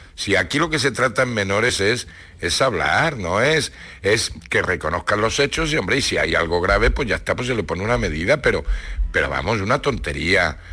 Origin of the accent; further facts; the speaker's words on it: Ciudad Real, Castilla-La Mancha, Spain; now in Granada, Spain; en Ciudad Real